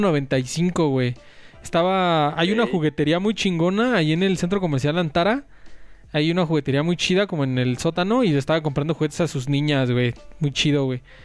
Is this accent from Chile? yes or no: no; Mexico City, Mexico; es mi pueblo, güey, Polanco